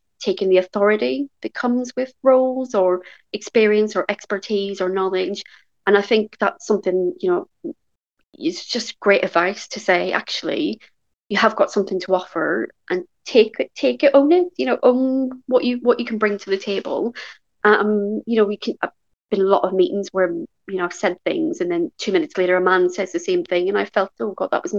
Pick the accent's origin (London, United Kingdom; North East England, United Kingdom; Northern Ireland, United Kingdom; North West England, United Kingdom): Northern Ireland, United Kingdom; Belfast; I grew up in West Belfast, which is a very deprived part of the UK